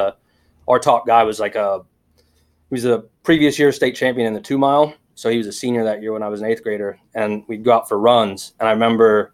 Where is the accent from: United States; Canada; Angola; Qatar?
United States; Oklahoma; I grew up in Oklahoma, country kid or whatever, in a small town, 300 people